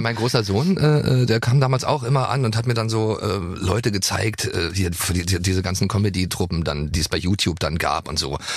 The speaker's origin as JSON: {"language": "German", "region": "East Germany", "country": "Germany"}